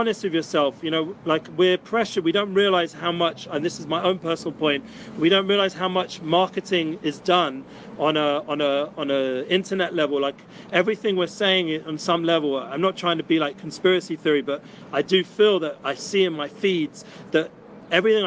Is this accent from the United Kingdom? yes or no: yes; London, United Kingdom; now in Jerusalem, Israel; usually I'm from England, from London